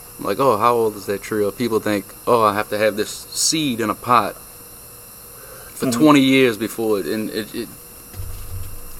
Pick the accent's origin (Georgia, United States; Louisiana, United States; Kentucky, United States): Louisiana, United States; Lafitte; Lafitte. My hometown, Lafitte